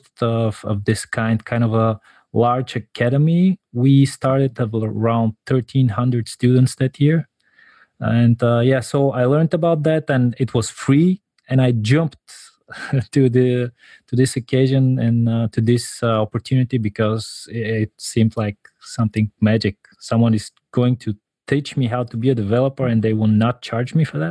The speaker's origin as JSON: {"language": "English", "country": "Bulgaria", "said": "I'm from Bulgaria"}